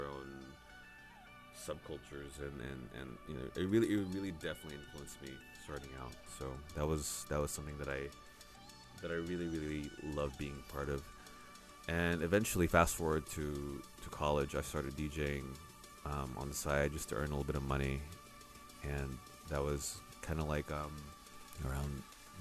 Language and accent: English; Oakland, California, United States; moved away as an adult; also born or lived in San Francisco, United States; now in Manila, Philippines; I grew up in Oakland, around the Bay Area